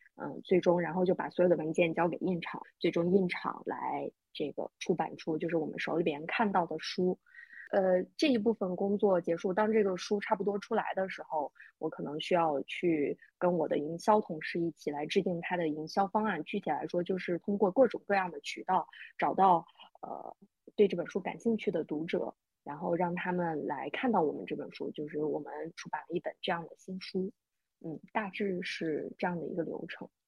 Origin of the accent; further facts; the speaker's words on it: northern China, China; 我虽然作为一个北方人